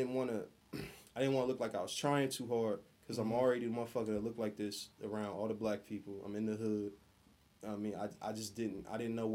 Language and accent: English; Columbus, Ohio, United States; I'm from Columbus.